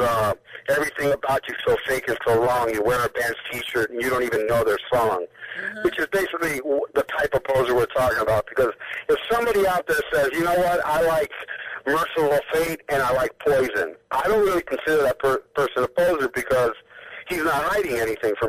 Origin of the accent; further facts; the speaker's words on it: Miami Beach, Florida, United States; I'm from Miami Beach